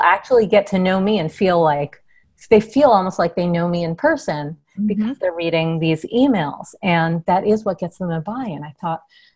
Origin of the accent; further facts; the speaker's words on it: New York, United States; growing up in New York, being a dork in New York.